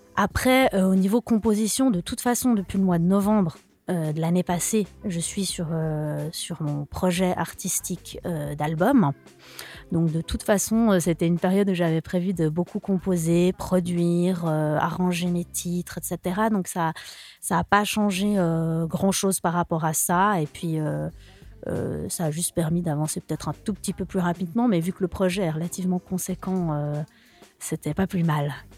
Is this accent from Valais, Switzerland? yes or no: no; Lausanne, Vaud, Switzerland; first language French; je suis de Lausanne